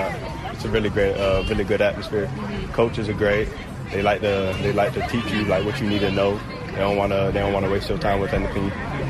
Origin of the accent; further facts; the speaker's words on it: Miami, Florida, United States; I'm from Miami.